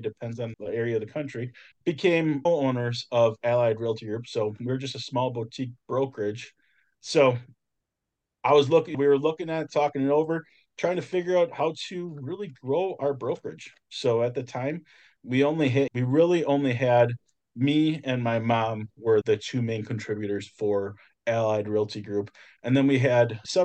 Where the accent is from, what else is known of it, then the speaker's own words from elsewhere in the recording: just north of Milwaukee, Wisconsin, United States; I'm actually from the Midwest, so I am just north of Milwaukee, Wisconsin